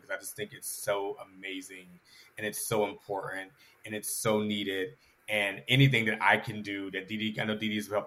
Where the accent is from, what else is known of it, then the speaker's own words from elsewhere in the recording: Atlanta, Georgia, United States; I am born and raised in Atlanta